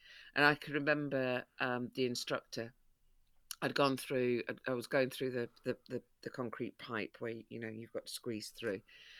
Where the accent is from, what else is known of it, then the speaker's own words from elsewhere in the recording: Broxtowe, East Midlands, United Kingdom; that's part of why I became patron of Broxtowe Women's Project, is because it's my hometown where I grew up.